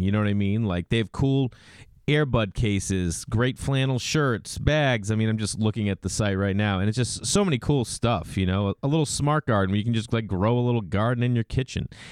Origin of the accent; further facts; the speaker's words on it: Stoneham, Massachusetts, United States; We grew up outside of Boston in a small town, Stoneham, Massachusetts